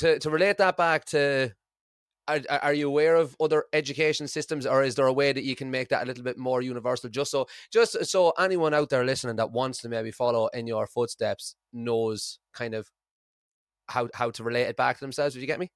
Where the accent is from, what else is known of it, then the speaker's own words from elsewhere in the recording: Ireland; now in Scotland, United Kingdom; I'm from Ireland and I live in Scotland